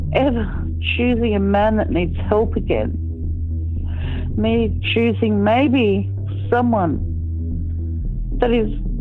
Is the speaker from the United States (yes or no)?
no; Australia; I'm just Australian.